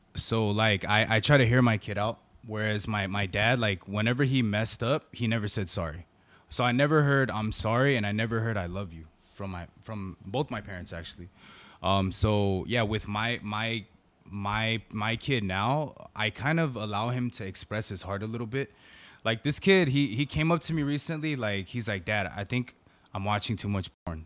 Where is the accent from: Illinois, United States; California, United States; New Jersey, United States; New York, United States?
California, United States; San Gabriel Valley; I grew up in the San Gabriel Valley